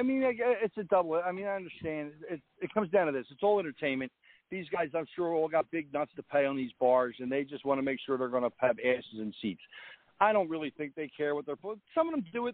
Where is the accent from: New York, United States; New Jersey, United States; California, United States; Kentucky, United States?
New Jersey, United States